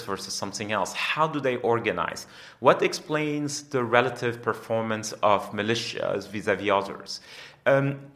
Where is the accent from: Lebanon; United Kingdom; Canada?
Lebanon; I'm Lebanese, and I grew up in Lebanon during some of the most intense moments of our civil war